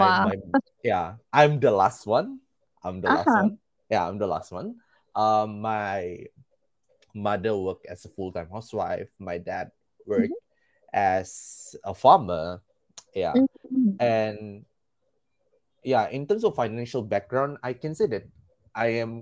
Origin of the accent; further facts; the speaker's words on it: Sandakan, Sabah, Malaysia; also born or lived in Tongod, Malaysia; now in Papar, Malaysia; I came from Sandakan.